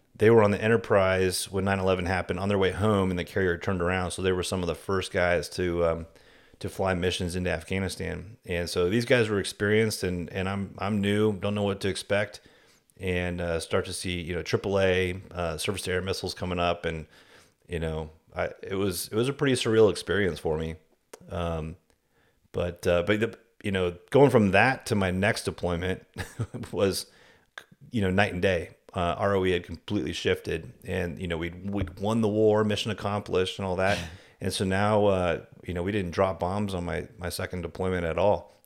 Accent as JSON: {"language": "English", "town": "Seattle", "region": "Washington", "country": "United States", "tie": "born or raised there", "also_born_or_lived": "Virginia Beach / Kingsville / New Orleans", "moved": "as an adult", "said": "I grew up in the Seattle area"}